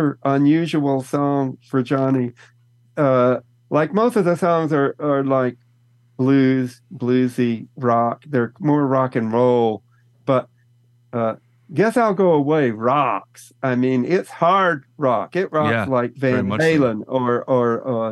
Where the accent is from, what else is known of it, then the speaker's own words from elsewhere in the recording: Texas, United States; Growing up in Texas, it's right next to Louisiana